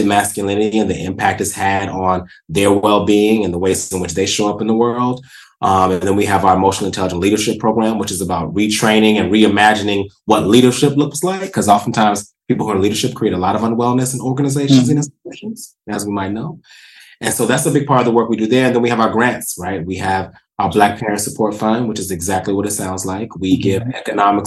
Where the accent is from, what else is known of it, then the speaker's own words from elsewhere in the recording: the South, United States; I am a Southerner